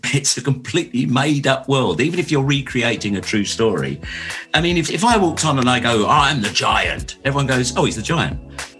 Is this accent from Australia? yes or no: no; London, United Kingdom; being born and raised in Lambeth. And my school was in the Lambeth Walk